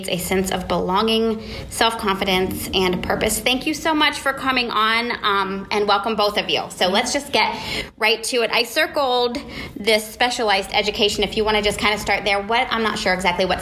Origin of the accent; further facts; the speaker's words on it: Columbus, Ohio, United States; my hometown, Columbus, Ohio